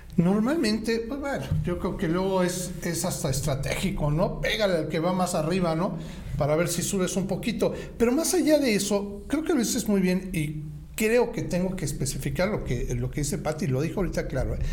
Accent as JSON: {"language": "Spanish", "country": "Mexico", "said": "como mexicanos"}